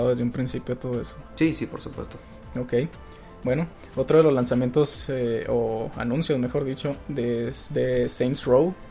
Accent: Mexico; para nosotros que somos mexicanos

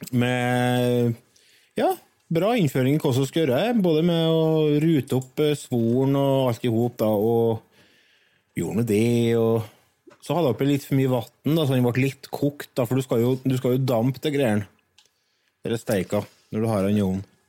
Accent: Verdal, Trøndelag, Norway; jeg er fra Verdalen

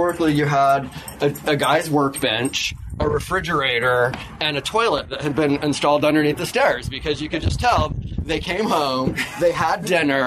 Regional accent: rural Michigan, United States; I was like rural Michigan

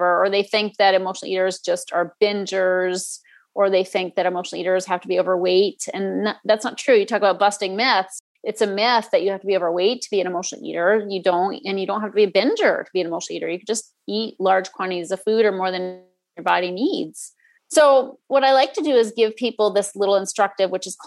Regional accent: Northeast, United States; I grew up in the Northeast

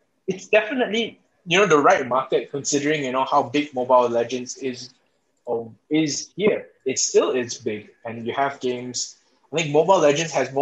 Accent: Malaysia; as a Malaysian

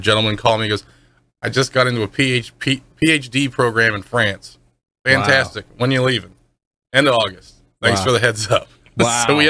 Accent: Pittsburgh, Pennsylvania, United States; now in Florida, United States; I'm not from here. I'm originally from Pittsburgh.

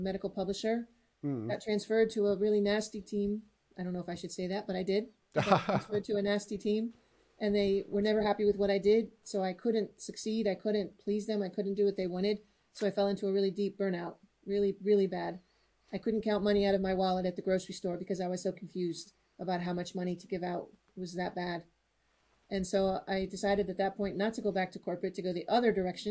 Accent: United States; first language English; now in Netherlands; I'm American living in Europe, living in the Netherlands, so I could use my native English

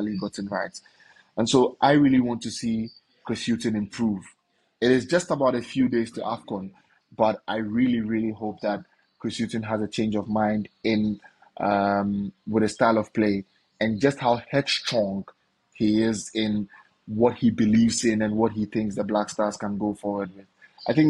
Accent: Ghana; I am Ghanaian

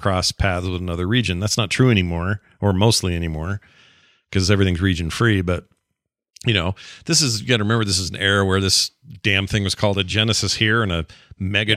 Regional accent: Utah, United States; I'm from Utah

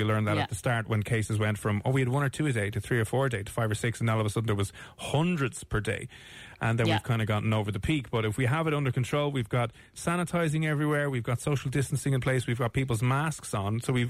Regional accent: Ireland; We're Irish

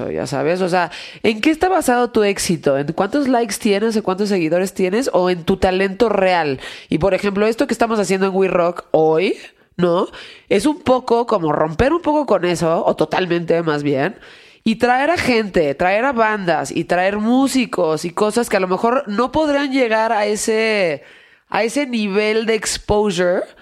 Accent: Mexico; Sí, dices, güey, soy eh, mexicano.

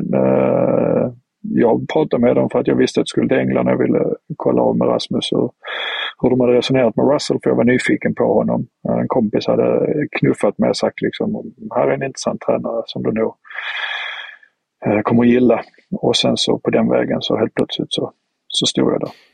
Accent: Sweden; moved away as an adult; now in Southampton, United Kingdom; familjen är kvar hemma i Sverige

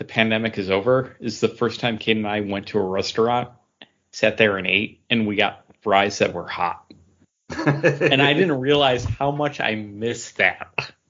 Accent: Hamburg, New York, United States; a hot dog stand near where I grew up in Hamburg.

